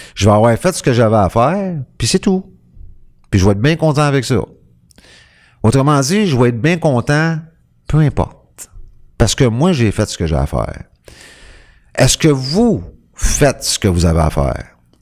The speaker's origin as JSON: {"language": "French", "region": "Quebec", "country": "Canada", "said": "je suis un Québécois. Tu je suis un Québécois, je fais partie du peuple québécois"}